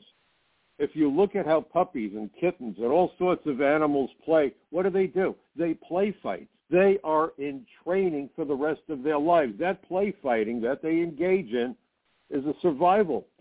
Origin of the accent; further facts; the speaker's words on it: New York City, New York, United States; I grew up in Brooklyn